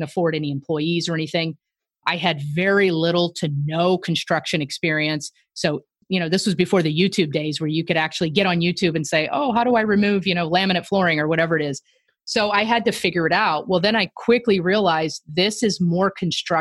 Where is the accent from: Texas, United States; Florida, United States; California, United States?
Florida, United States; Tampa; moved away as an adult; also born or lived in Tennessee / Kansas City, Missouri; I'm from Tampa, Florida